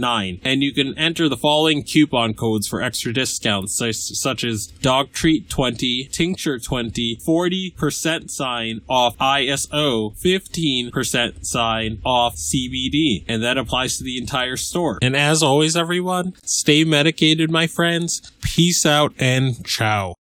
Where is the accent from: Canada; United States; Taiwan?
United States; Fresno, California; I am half Colombian, half Pakistani, and born and raised in Fresno, California